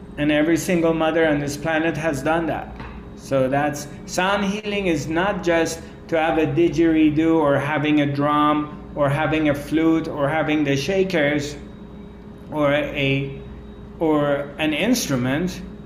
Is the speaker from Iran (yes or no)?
yes; Iran; I come from Persian culture, Iranian culture.